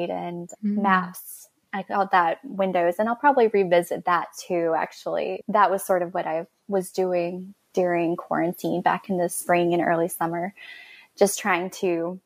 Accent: Florida Panhandle, United States; I grew up in the Florida Panhandle right below Alabama

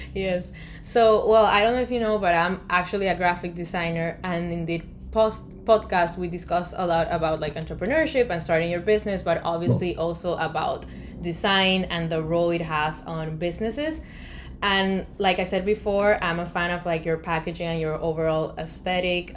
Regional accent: Colombia; now in United States; I come from Colombia

